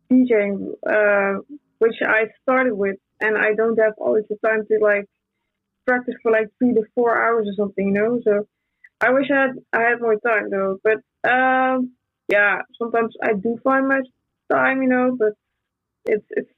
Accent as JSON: {"language": "English", "country": "Brazil", "said": "I'm from Brazil."}